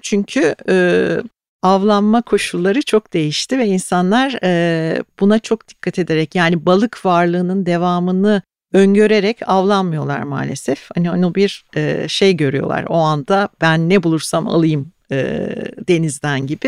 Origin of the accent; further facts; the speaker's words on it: Ayancık, Sinop, Turkey; now in Istanbul, Turkey; çocukluğumda Karadeniz'de Sinopluyum ben. Sinop'ta, Ayancık'ta her evde tuzlu balık yapılırdı.